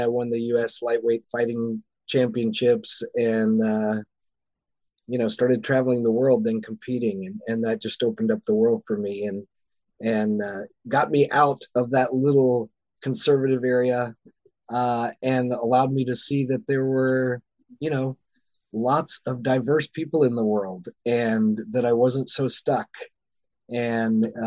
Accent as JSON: {"language": "English", "region": "the South", "country": "United States", "tie": "born or raised there", "said": "Growing up in the South, in the Bible Belt, in the United States."}